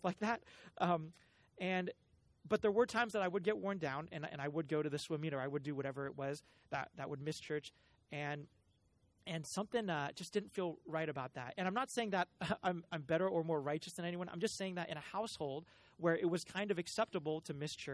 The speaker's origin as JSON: {"language": "English", "town": "Cupertino", "region": "California", "country": "United States", "tie": "born or raised there", "said": "I am a child of the Bay Area. I grew up in Cupertino"}